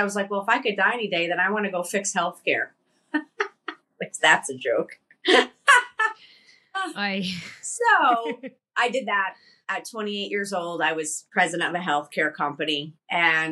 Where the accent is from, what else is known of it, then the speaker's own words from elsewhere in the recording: Connecticut, United States; I came from Connecticut. I grew up on the East Coast, Italian family.